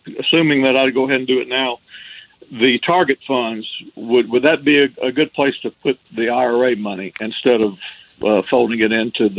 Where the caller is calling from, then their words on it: Alabama, United States; from Alabama, one of your deep south listeners.